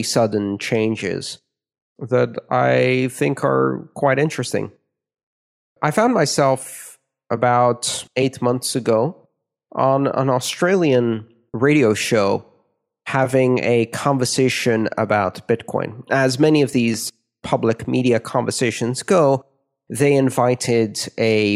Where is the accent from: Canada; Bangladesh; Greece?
Greece; my home country